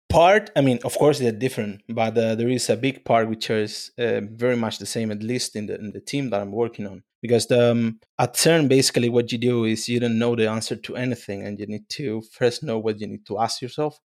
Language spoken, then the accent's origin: English; Spain; moved away; I'm from Spain